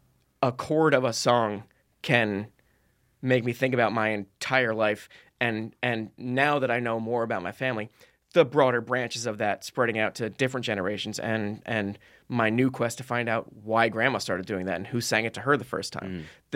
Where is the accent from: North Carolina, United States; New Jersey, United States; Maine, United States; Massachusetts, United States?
New Jersey, United States; I grew up in New Jersey.